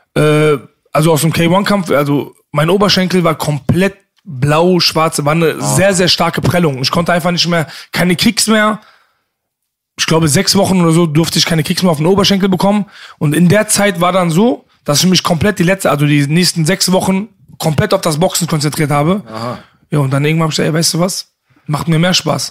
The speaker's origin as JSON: {"language": "German", "town": "Bochum", "region": "North Rhine-Westphalia", "country": "Germany", "tie": "born or raised there", "also_born_or_lived": "Leverkusen", "said": "ich bin in Leverkusen geboren mhm. ne, und im Alter von vier sind wir dann nach Bochum gezogen"}